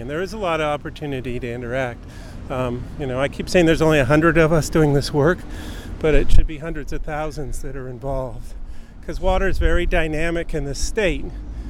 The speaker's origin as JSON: {"language": "English", "region": "Southern California", "country": "United States", "tie": "born or raised there", "said": "I grew up in Southern California, actually fishing for steelhead in Malibu Creek and Matilaha Creek, which is a Ventura River near Ojai."}